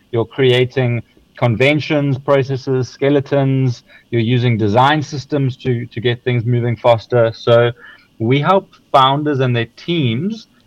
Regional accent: South Africa; now in Sweden; So, so, so just because I'm in Sweden now does not mean we're still a South African, a proudly South African company.

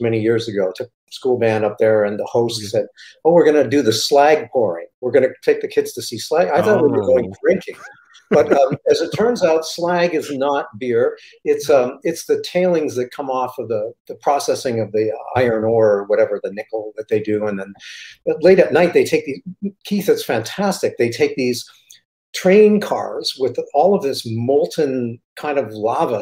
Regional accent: Canada; I'm Canadian

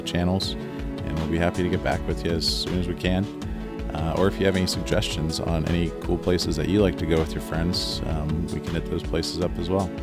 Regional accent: Columbus, Ohio, United States; We are proudly from Columbus

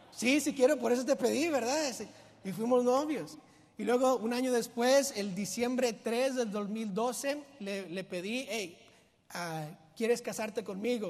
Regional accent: Mexico; yo soy mexicano

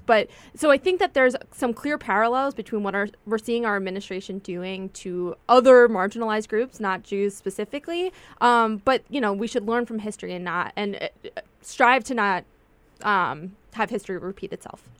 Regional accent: United States; as a Jew, as a Jewish American

